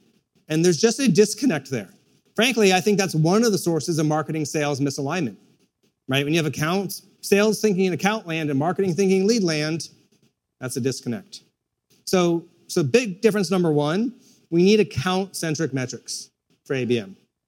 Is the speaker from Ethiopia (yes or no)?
yes; Ethiopia; born there; I was born in Ethiopia. What's marked on the map is actually Eritrea, because the part where I was born as Mara split off during the Civil War. But at the time, it was Ethiopia.